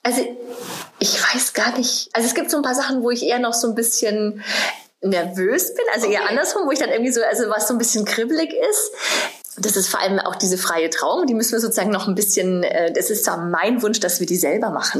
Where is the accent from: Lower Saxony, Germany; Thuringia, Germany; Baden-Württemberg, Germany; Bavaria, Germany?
Bavaria, Germany; Munich; now in Berlin, Germany; ich bin ja aus München gebürtig